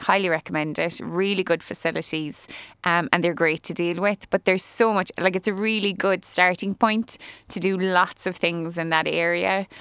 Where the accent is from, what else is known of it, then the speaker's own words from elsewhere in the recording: Cobh, Munster, Ireland; also born or lived in Cork; I am from Cove. I can't say born and bred technically 'cause I was born in Earnville and that's in the city